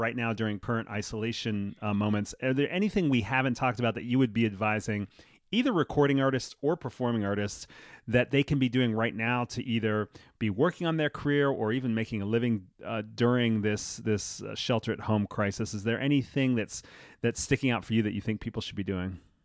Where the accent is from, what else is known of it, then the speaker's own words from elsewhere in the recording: New York City, New York, United States; growing up in New York as a, as a musician in school